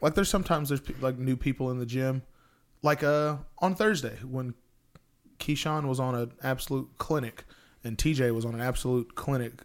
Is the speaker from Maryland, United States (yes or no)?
no; Texas, United States; I'm from Texas